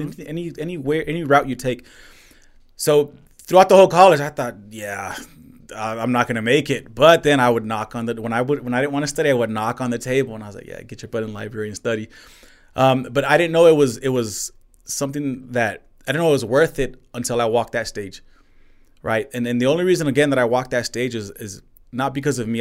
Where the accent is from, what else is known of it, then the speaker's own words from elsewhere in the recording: El Paso, Texas, United States; I'm born and raised in El Paso, Texas, Northeast.